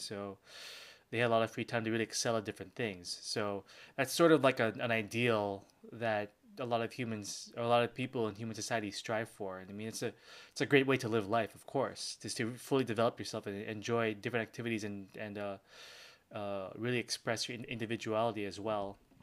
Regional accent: Philippines; I'm Filipino

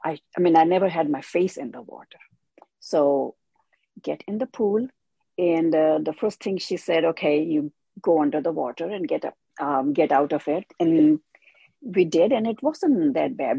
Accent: India; moved away as an adult; now in United States; I was born in India. I came to USA when I was 21.

